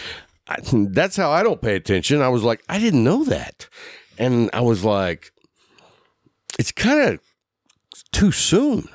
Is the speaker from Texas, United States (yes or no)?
yes; Lubbock, Texas, United States; also born or lived in Sweetwater, Texas / Abilene, Texas; I grew up in Lubbock